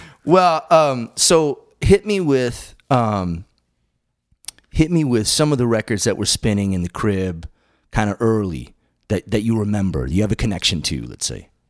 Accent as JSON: {"language": "English", "region": "Western Massachusetts", "country": "United States", "tie": "born or raised there", "moved": "as an adult", "said": "I was in Massachusetts for the you know, twenty-seven years"}